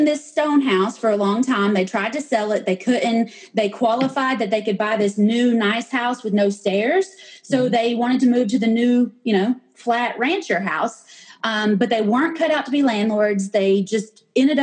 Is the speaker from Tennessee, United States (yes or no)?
yes; Knoxville, Tennessee, United States; moved away as an adult; now in Georgia, United States; I was born and raised in Knoxville. I'm a Vol girl and I always will be.